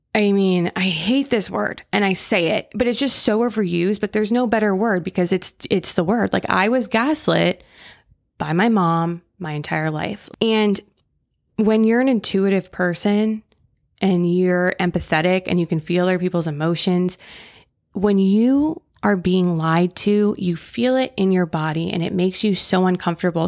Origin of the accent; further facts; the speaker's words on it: Florida, United States; now in California, United States; I grew up in Florida